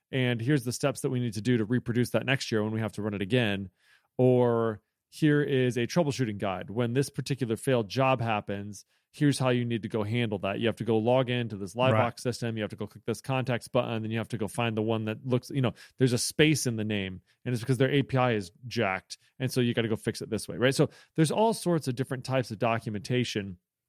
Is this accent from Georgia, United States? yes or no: no; Illinois, United States; I'm from Central Illinois.